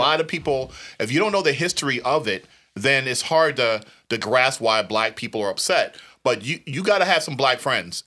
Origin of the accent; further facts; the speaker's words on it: New Jersey, United States; when I was growing up, in New Jersey